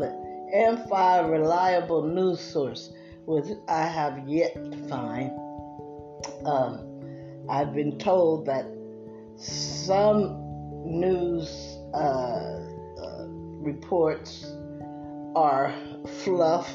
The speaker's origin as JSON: {"language": "English", "region": "East Coast", "country": "United States", "said": "I'm from the East Coast"}